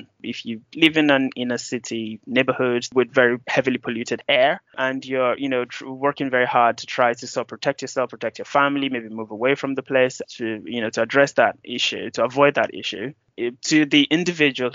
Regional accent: Nigeria; I'm Nigerian

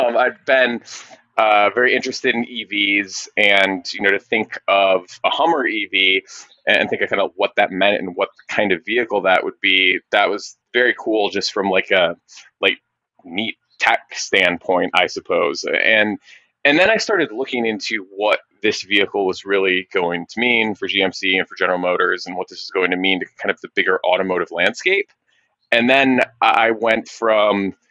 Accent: Michigan, United States; moved away; growing up in Michigan

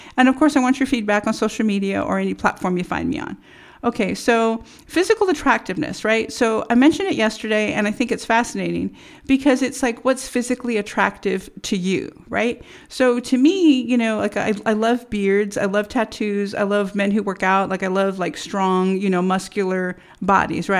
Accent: United States; as American citizens

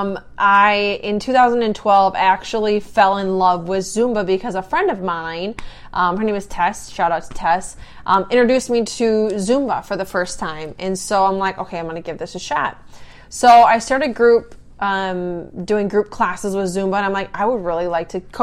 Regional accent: South Dakota, United States; moved away as an adult; I grew up in South Dakota on a farm

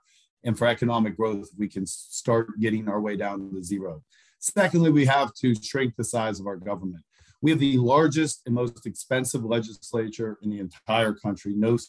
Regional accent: Aliquippa, Pennsylvania, United States; I'm from Aliquippa, Pennsylvania, which is an old steel town, and we have a history of growing tough people.

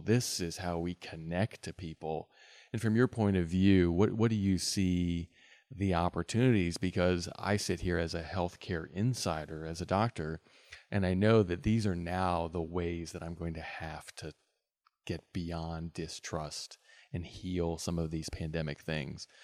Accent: West Virginia, United States; being a native West Virginian

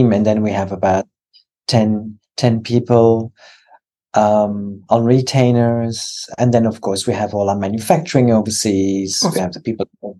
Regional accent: France; moved away as an adult; now in Australia

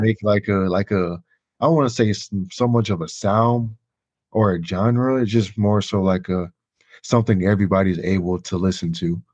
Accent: Chicago, Illinois, United States; now in Indiana, United States; I'm originally from Chicago. I grew up in the area

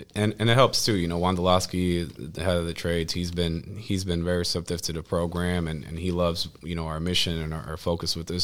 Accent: Cleveland, Ohio, United States; also born or lived in Puerto Rico / Hartford, Connecticut / New York City; I grew up in the community. I went to all the um, Cleveland public schools

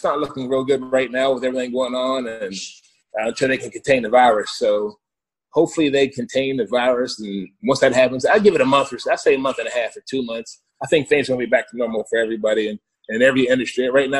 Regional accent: Jacksonville, Florida, United States; moved away as an adult; also born or lived in Canada / Pittsburgh, Pennsylvania; now in South Florida, United States; I was the manager of player development up in Pittsburgh. I grew up in Duval County, 904, Jacksonville, Florida. So looking for opportunity to come back down south.

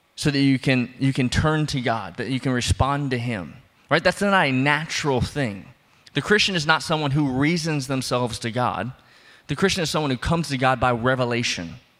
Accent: New Orleans, Louisiana, United States; I'm from New Orleans, I'm from below sea level

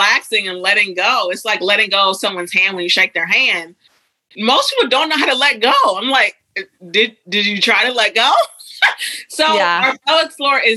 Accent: Huntsville, Alabama, United States; I grew up in Alabama. Small town. Well, it's a city called Huntsville in northern Alabama.

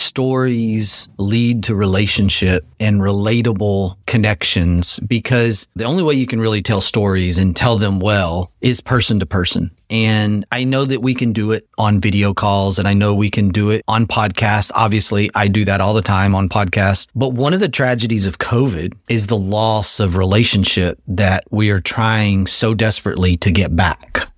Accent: Texas, United States; as a Texan

